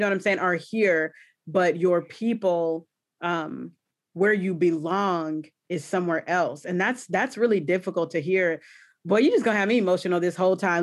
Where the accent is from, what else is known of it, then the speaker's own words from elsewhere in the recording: the South, United States; nobody has hospitality down like the south